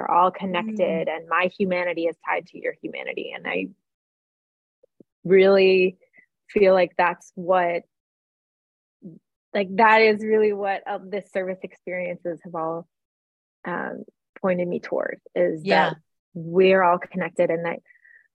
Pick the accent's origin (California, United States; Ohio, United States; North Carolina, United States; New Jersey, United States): Ohio, United States; Cleveland; my hometown of Cleveland, Ohio